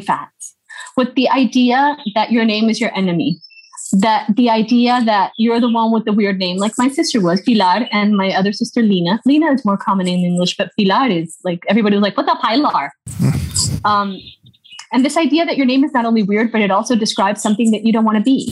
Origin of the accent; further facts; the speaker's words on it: United States; also born or lived in Pereira, Colombia / Minnesota / Atlanta, Georgia; now in Colombia; Minnesota uh, for the first part of my childhood and then to Georgia. in Atlanta